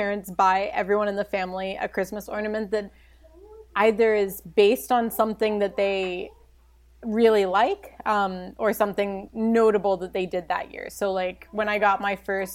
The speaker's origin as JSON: {"language": "English", "town": "Baltimore", "region": "Maryland", "country": "United States", "said": "I'm from Baltimore"}